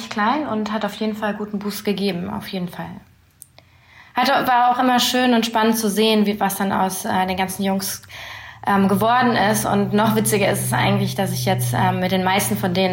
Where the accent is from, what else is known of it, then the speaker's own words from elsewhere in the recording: Berlin, Germany; ich komme aus Berlin.